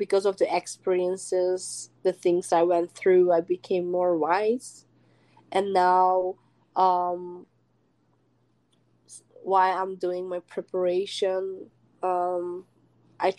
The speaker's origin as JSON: {"language": "English", "country": "Hungary", "moved": "as an adult", "lives_now": "United States", "said": "I came from Hungary, which is a small country, from a very small village."}